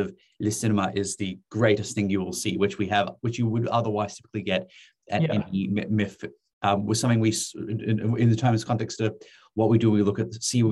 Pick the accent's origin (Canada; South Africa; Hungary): South Africa; Western Cape; I grew up in the Southern Cape